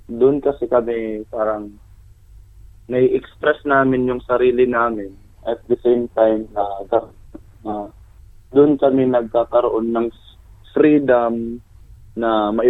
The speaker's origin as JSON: {"language": "Tagalog", "town": "Tacloban", "region": "Eastern Visayas", "country": "Philippines", "said": "taga-Tacloban po kami lahat."}